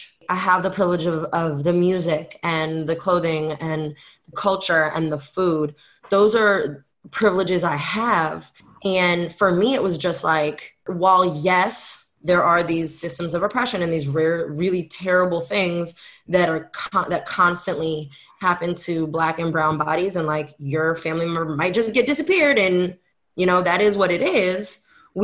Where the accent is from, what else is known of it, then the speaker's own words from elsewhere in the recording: Bay Area, California, United States; first language French; English is a second language; also born or lived in Africa; I grew up in the Bay. I am Bay Area born and bred as far as America goes.